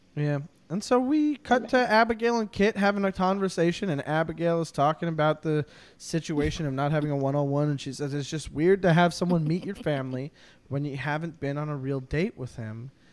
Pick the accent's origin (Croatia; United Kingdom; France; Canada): Canada; I'm a Canadian